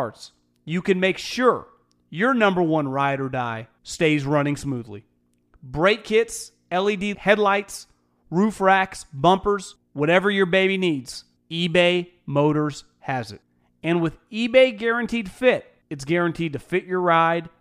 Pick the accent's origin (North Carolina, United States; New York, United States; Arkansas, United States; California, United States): California, United States; Sacramento; I'm from the Sacramento area